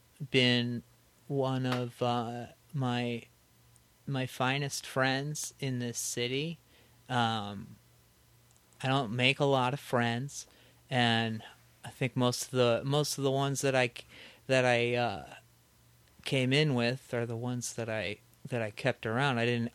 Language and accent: English; Indiana, United States; now in Chicago, United States; We started it in Chicago, and I am on my way out. I'm going over to Hoosier Land